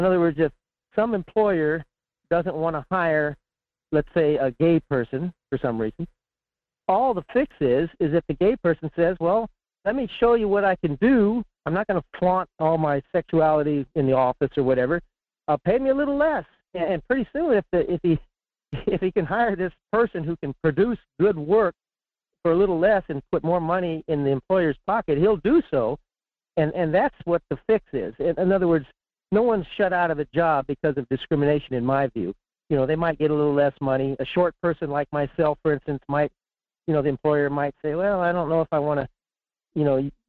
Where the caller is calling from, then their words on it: Fairbanks, Alaska, United States; in Fairbanks.